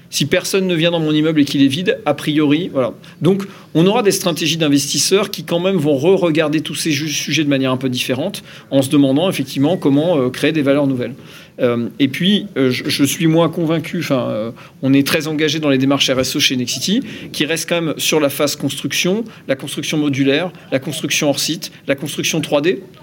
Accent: Normandy, France; je suis Normand

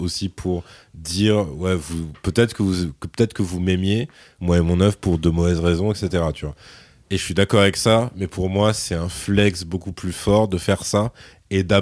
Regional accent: France; nous on est français

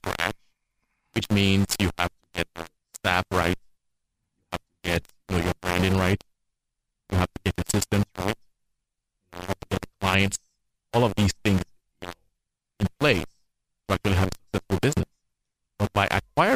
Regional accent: Nigeria; now in Toronto, Canada; I'm from Toronto, Canada, way of West Africa, Nigeria

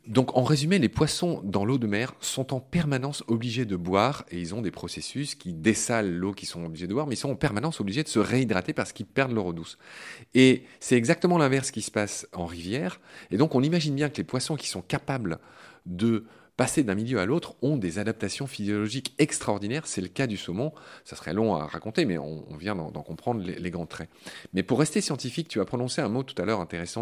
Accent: Vosges, Grand Est, France; Senone dans les Vosges, ma région natale

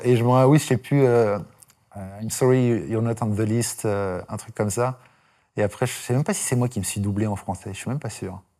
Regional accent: Dijon, Bourgogne-Franche-Comté, France; moved away; je viens de Dijon

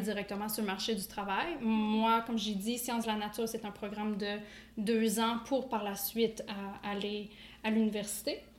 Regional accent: Quebec, Canada; moved away as an adult; also born or lived in New Brunswick; now in Moncton, Canada; je viens du Québec, je suis originaire du Québec.

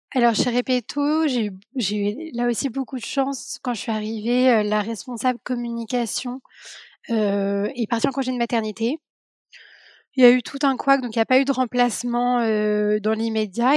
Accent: Paris, Île-de-France, France; j'ai grandi à Paris, je suis née à Paris

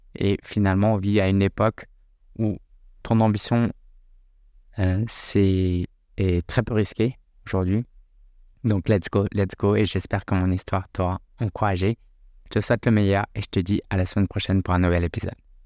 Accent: France; moi je suis né en France, hein, j'ai grandi en France

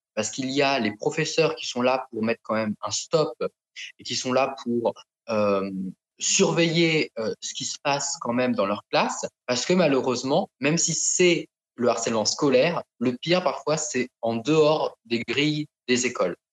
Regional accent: France; also born or lived in Thailand; now in Paris, France; j'ai été adopté en France euh, quand j'étais petit. Euh, je suis arrivé donc dans ma famille d'adoption qui est en province

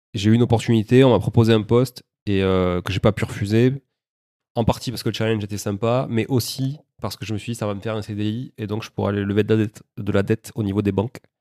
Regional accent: Toulouse, Occitania, France; born or raised there; also born or lived in Montreal, Canada

